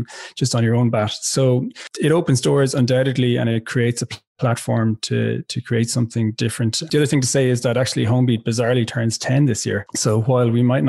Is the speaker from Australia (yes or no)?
no; West Limerick, Munster, Ireland; moved away as an adult; also born or lived in Dublin; I'm from West Limerick originally. I've lived a lot of my adult life in Dublin.